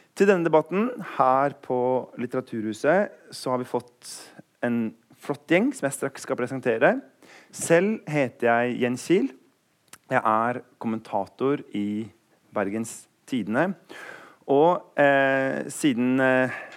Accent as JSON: {"language": "Norwegian", "region": "Eastern Norway", "country": "Norway", "said": "Jeg er jo østlending"}